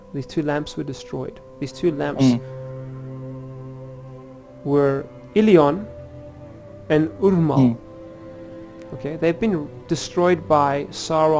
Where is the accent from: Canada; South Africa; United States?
South Africa; I'm South African, but John, I don't know if you can probably tell from my accent